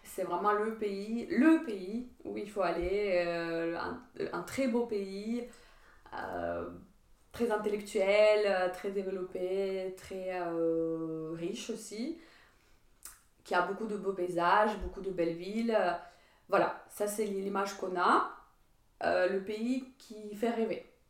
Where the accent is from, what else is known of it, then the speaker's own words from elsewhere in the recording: Ukraine; French is a second language; moved away as an adult; also born or lived in Metz, France / southern France; now in France; je suis partie de l'Ukraine